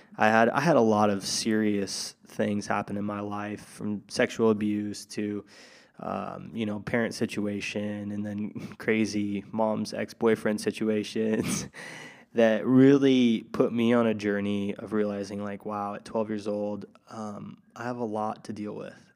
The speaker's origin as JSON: {"language": "English", "town": "Tri-Cities", "region": "Washington", "country": "United States", "tie": "born or raised there", "moved": "yes", "said": "back in my hometown, Tri-Cities, Washington"}